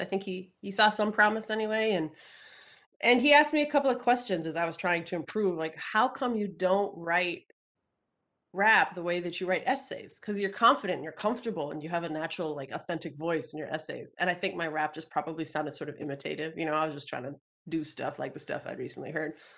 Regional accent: Minnesota, United States; the University of Minnesota, which is my home state

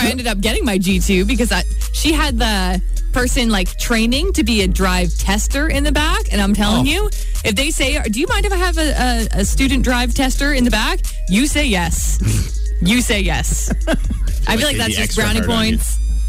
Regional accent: Ripley, Ontario, Canada; in my hometown because Ripley's drive test is a horse and buggy.

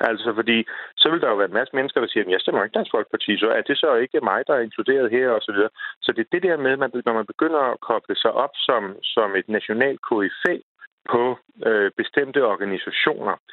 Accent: Denmark; vi er danskere.

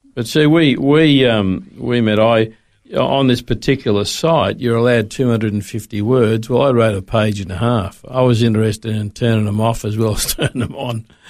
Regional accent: Sydney, New South Wales, Australia; moved away as an adult; also born or lived in Melbourne; now in Brisbane, Australia; I grew up in Sydney

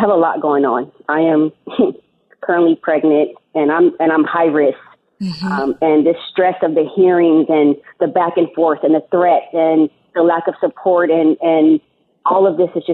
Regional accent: San Diego, California, United States; also born or lived in Indiana; I grew up in Southeast San Diego by Lincoln High School

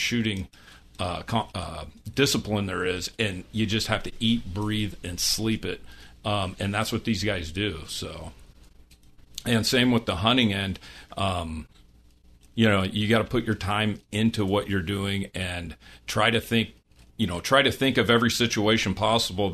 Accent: Iowa, United States; I was a kid growing up in Iowa, hunting coyotes

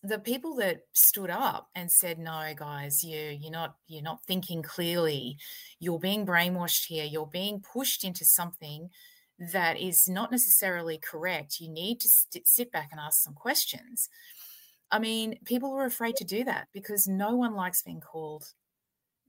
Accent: Australia; This is Australia. This is my country

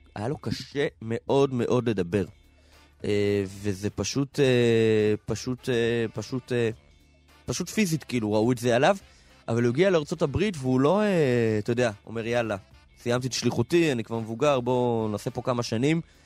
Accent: Minsk, Belarus; also born or lived in Kfar Chabad; now in Israel; בילדותי היינו במילסק

